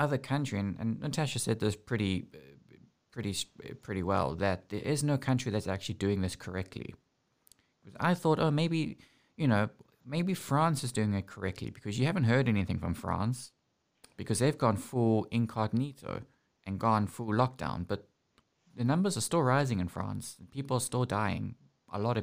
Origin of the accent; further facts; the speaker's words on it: South Africa; moved away; also born or lived in United Kingdom; growing up in South Africa